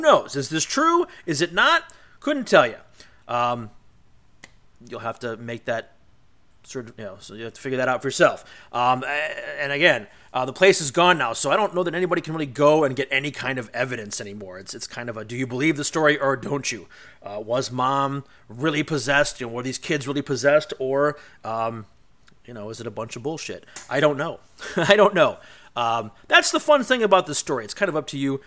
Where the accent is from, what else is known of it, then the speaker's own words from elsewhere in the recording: Cleveland, Ohio, United States; my hometown in Cleveland, Ohio